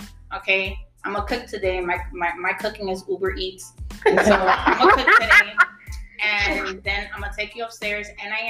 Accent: New York, United States; You know, being Hispanic, you come from that background that the woman is in the kitchen. And even though I am Hispanic, but I'm American. I was born in New York.

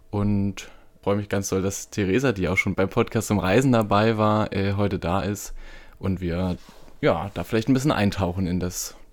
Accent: East Germany, Germany; Und ich komme ja aus dem aus Ostdeutschland, irgendwie auch noch so ein bisschen mit Verbindung ähm, zur DDR, die ja fünf Jahre vor meiner Geburt ähm, ja, aufgelöst wurde.

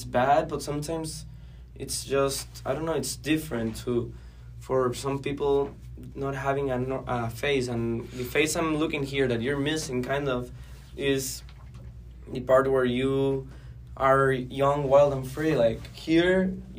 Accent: Guatemala; moved away as an adult; now in United States; I'm from Guatemala

